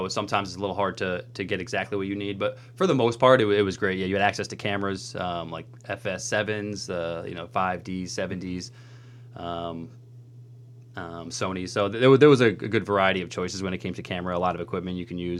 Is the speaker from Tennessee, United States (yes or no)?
no; New York, United States; moved away as an adult; also born or lived in San Diego / Albany; now in Los Angeles, United States; So originally I'm from New York. I moved here to San Diego about 4 years ago.